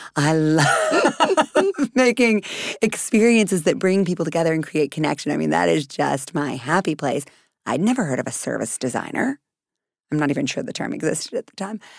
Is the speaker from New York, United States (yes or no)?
no; Texas, United States; I'm from Texas